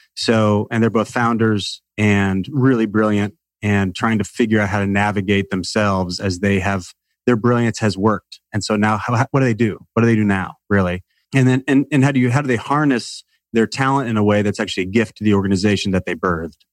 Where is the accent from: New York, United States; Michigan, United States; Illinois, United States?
Illinois, United States; Salem; I grew up in a small town in the middle of nowhere in Illinois